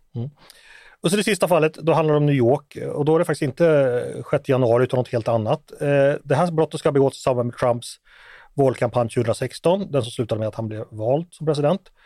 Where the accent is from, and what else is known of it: Sweden